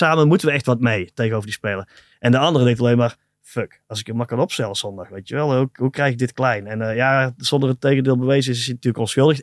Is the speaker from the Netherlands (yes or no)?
yes; Tilburg, North Brabant, Netherlands; Ik kom uit Tilburg